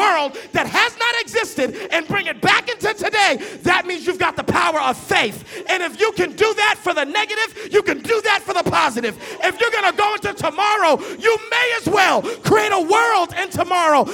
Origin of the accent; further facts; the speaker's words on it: Boston, Massachusetts, United States; now in Dallas, United States; I grew up in Boston, Massachusetts